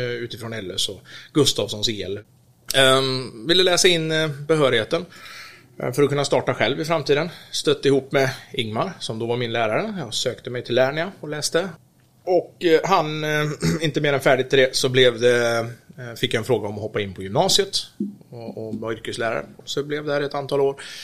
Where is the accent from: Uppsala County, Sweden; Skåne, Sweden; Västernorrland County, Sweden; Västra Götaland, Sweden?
Västra Götaland, Sweden; Orust; var ju född och uppvuxen ute på Orust